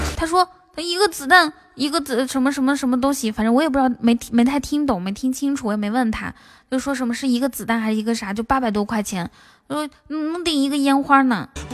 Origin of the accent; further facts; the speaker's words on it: the Northwest, Northwest China, China; 其实我是西北的